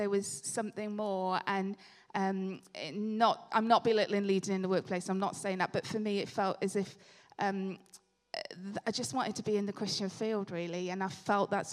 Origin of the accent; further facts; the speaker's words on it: Swansea, Wales, United Kingdom; moved away as an adult; now in Loughborough, United Kingdom; I was born in Swansea